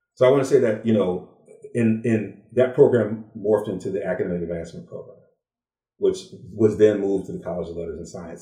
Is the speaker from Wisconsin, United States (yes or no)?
yes; Beloit, Wisconsin, United States; also born or lived in Ann Arbor, Michigan; I uh, was born in Ann Arbor, Michigan, but grew up in Beloit, Wisconsin